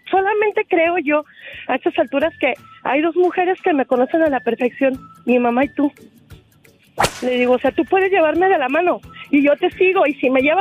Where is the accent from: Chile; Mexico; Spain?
Mexico; Guadalajara, Jalisco; de Guadalajara.